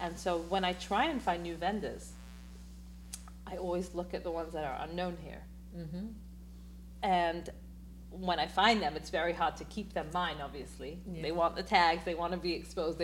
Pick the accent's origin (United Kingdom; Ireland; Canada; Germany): United Kingdom; London; now in New York, United States; So I'm from London